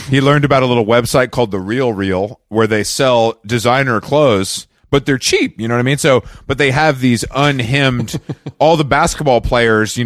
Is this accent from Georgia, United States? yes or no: yes; Atlanta, Georgia, United States; now in New York, United States; growing up in Atlanta